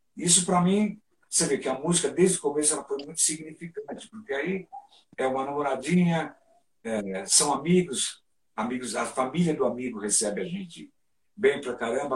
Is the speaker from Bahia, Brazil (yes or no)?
no; São Paulo, Brazil; nessa minha infância, tinha muito uma coisa de retirantes, né? Então a gente vinha lá da Zona Leste para Santo Amaro